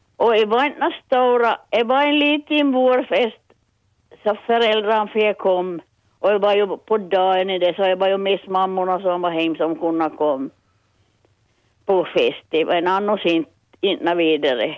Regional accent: Petsmo, Ostrobothnia, Finland; Jag är från Petsmo

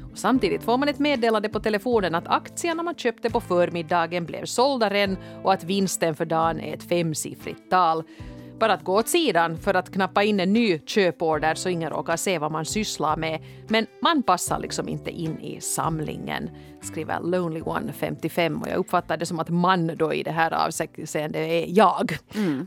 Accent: Helsinki, Uusimaa, Finland; jag kommer från en sån där väldigt prydlig Helsingfors förort som heter Kårböle. Inte så jättegangsta

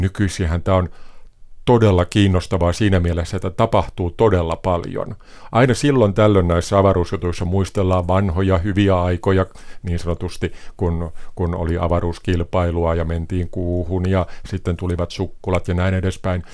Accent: Valkeakoski, Pirkanmaa, Finland; moved away as an adult; also born or lived in Tampere; now in France; olen kotoisin Valkeakoskelta

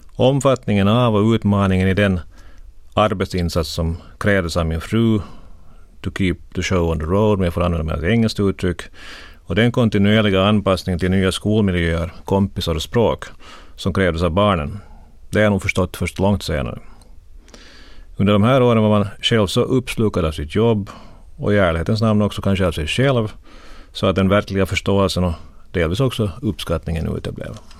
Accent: Korpo, Southwest Finland, Finland; moved away as an adult; also born or lived in Turku, Finland / Helsinki, Finland; jag växte upp i Korpo

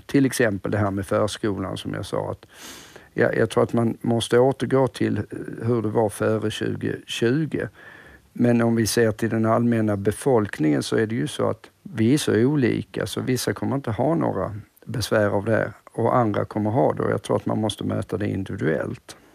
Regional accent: Sweden; som svensk

